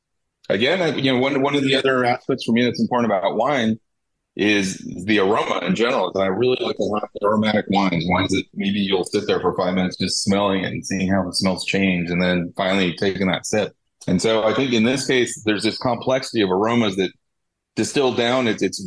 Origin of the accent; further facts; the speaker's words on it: California, United States; They actually are owners and operators from California, which is great for me as a Californian.